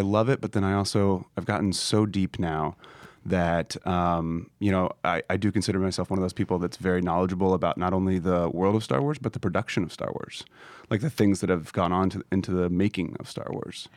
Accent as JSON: {"language": "English", "town": "Kansas City", "region": "Missouri", "country": "United States", "said": "I'm from Kansas City, we don't make films in Kansas City"}